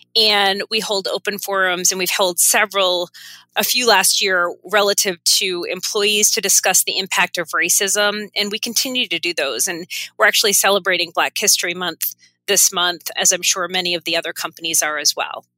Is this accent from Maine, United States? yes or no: yes; Maine, United States; moved away as an adult; also born or lived in Connecticut; now I'm settled back in my home state